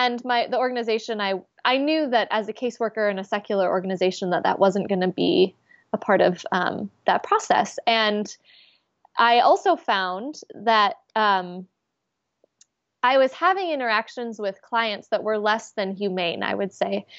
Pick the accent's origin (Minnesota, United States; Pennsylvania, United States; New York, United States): Minnesota, United States; I'm the sixth generation to grow up at the specific congregation that I grew up in Minnesota.